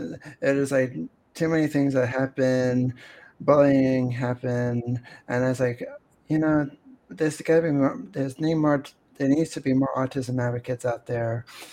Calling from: Pennsylvania, United States; I'm connecting from Pennsylvania, and it's really cold outside.

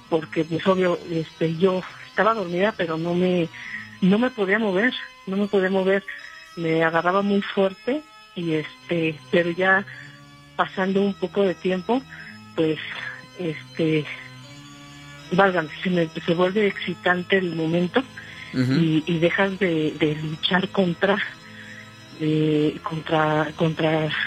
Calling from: Mexico City, Mexico; De aquí del DF.

